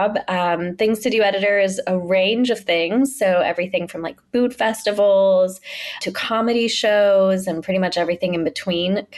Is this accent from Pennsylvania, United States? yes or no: yes; Pittsburgh, Pennsylvania, United States; moved away as an adult; now in New York, United States; growing up in Pittsburgh